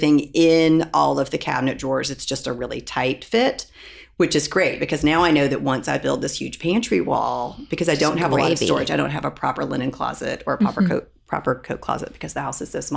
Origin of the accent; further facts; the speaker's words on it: Louisville, Kentucky, United States; I'm from Louisville.